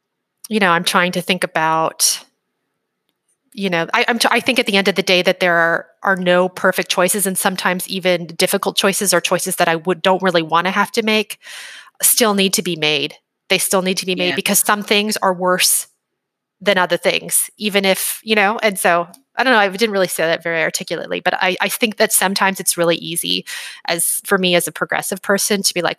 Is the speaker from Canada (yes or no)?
yes; Canada; moved away as an adult; now in United States; I grew up in Canada